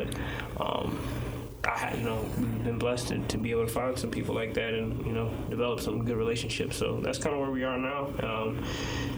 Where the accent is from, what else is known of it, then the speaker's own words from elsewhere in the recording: Norfolk, Virginia, United States; I'm from Norfolk/Chesapeake, Virginia.